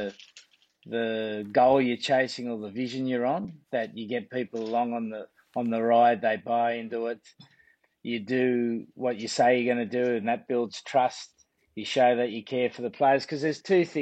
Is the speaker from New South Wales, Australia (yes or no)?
yes; Sydney, New South Wales, Australia; moved away as an adult; now in England; when I was a kid growing up in La Perouse, which was named after the French explorer, it was in a very working class area